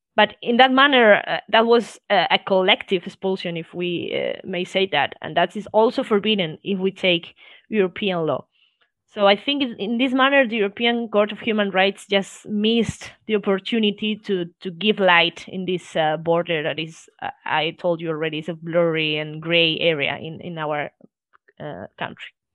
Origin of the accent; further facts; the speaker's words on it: Spain; I was born here in Spain